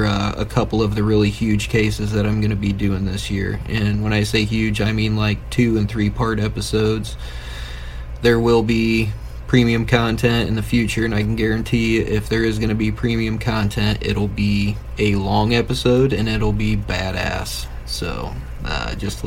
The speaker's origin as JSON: {"language": "English", "town": "Fort Wayne", "region": "Indiana", "country": "United States", "said": "I am from Northeast Indiana, right outside of Fort Wayne."}